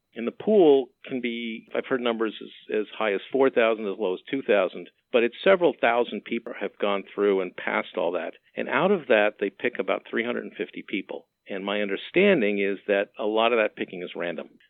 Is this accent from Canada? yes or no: yes; Montreal, Quebec, Canada; I grew up in Montreal